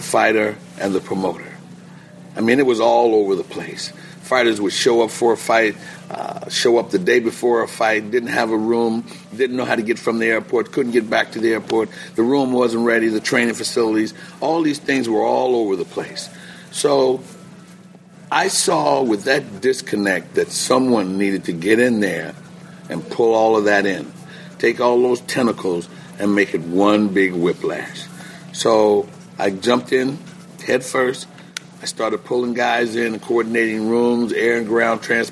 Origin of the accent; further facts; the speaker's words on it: Philadelphia, Pennsylvania, United States; also born or lived in Nebraska; I started in Philly, coming from Philadelphia, and still living in Philly. Went through high school in Philly